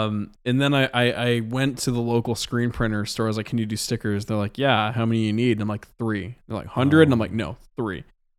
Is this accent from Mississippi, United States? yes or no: no; Waynesville, Missouri, United States; But I'm playing this show called Magic Moon Festival out in my hometown of Waynesville, Missouri. This is where I went to high school.